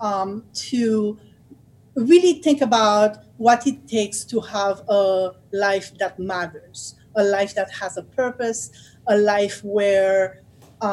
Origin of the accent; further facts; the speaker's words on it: Haiti; now in United States; I grew up in Haiti